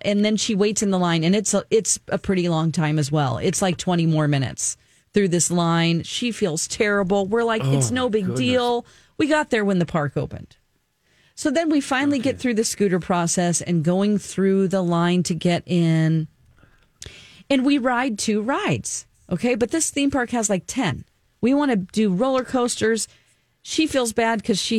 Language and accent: English; Springfield, Missouri, United States; now in Minneapolis, United States; my hometown of Springfield, Missouri